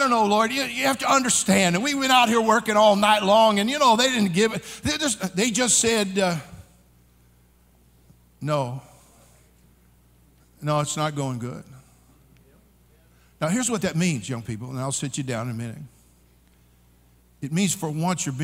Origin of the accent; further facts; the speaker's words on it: California, United States; I'm born and raised in California. I'm a native Californian